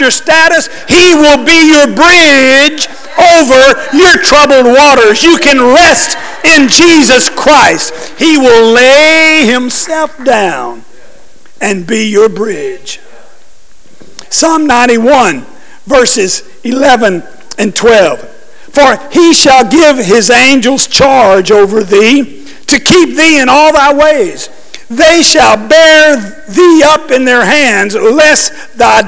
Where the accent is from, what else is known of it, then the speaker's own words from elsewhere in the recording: New Orleans, Louisiana, United States; moved away; my home state, New Orleans